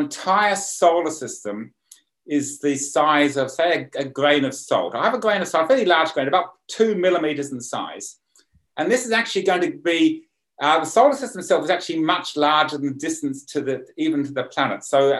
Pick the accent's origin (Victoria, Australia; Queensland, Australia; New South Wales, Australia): New South Wales, Australia; Sydney; now in County Armagh, United Kingdom; urban Sydney, because that's sort of my hometown